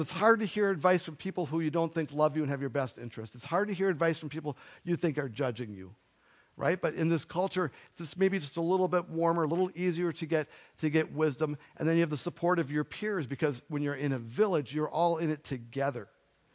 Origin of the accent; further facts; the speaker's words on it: United States; also born or lived in Minnesota; We are American individuals